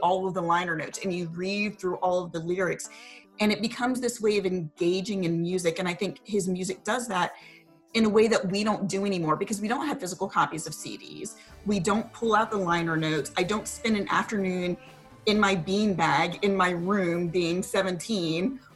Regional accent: Richmond, Virginia, United States; I was in Northern Virginia and I'm from Richmond

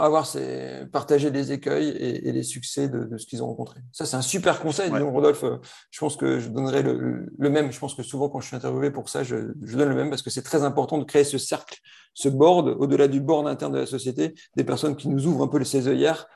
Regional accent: Lille, Hauts-de-France, France; je suis ch'ti, ce hein, c'est plus un secret. Donc, je suis lillois

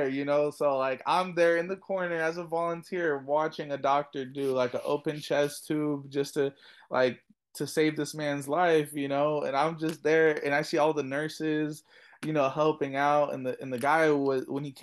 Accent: California, United States; I was born in California, but my family's from Afghanistan

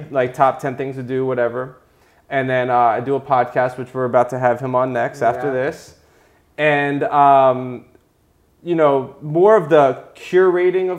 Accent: Coral Springs, Florida, United States; the people I grew up with in Coral Springs, where I'm born and raised from

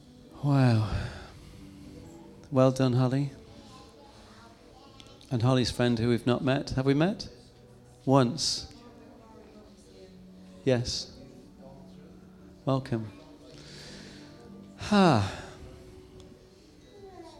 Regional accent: England, United Kingdom; I'm English

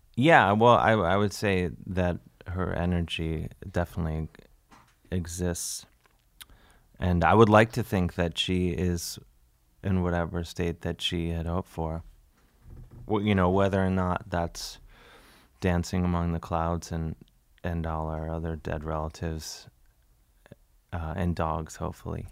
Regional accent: United States; I'm an American

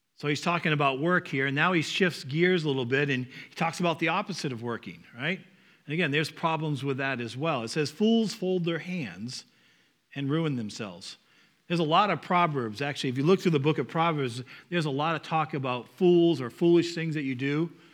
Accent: Northeast, United States; accent: Northeast; my Northeast accent

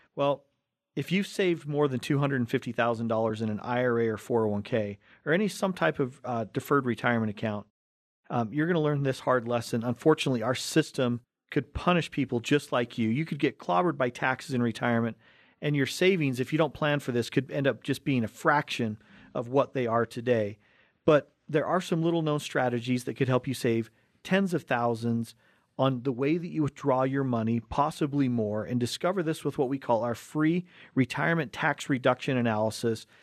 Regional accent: Cottonwood Heights, Utah, United States; we grew up right here in Cottonwood Heights, in, right here on the Wasatch Front

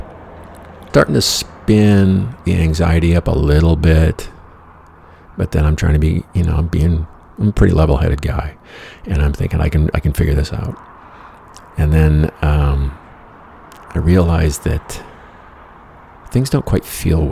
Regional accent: Michigan, United States; I'm from Michigan

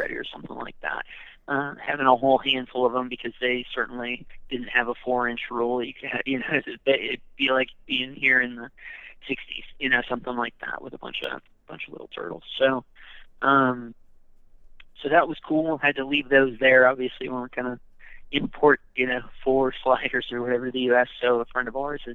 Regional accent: Colorado, United States; also born or lived in Louisiana / Michigan; I'm from Colorado

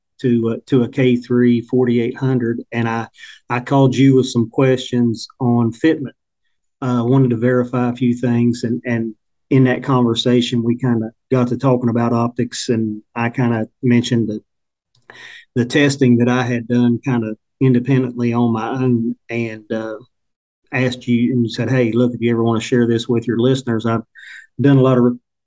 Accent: Hurricane, West Virginia, United States; I'm from Hurricane, West Virginia, which is just a little west of the capital city of Charleston.

